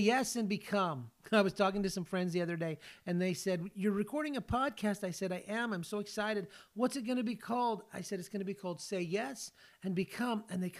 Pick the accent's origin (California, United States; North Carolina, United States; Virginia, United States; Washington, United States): California, United States; moved away as an adult; now in Tennessee, United States; I live in Tennessee, but I grew up in California